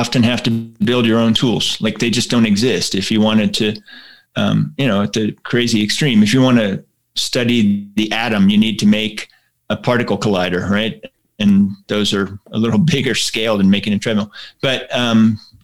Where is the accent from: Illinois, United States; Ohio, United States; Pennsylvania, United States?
Pennsylvania, United States; Pittsburgh; moved away; I grew up in Pittsburgh, Pennsylvania